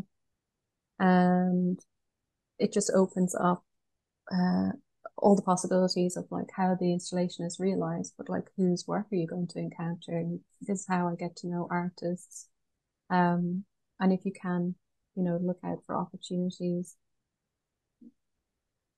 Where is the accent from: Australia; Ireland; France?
Ireland; Galway, Connacht; I'm from Galway, west of Ireland